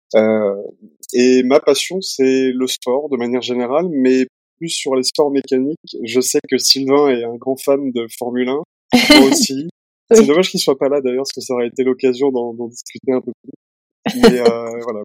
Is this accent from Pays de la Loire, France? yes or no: yes; Nantes, Pays de la Loire, France; moved away as an adult; also born or lived in Edinburgh / Angers / Toulouse / Bordeaux; now in Paris, France; je suis originaire de Nantes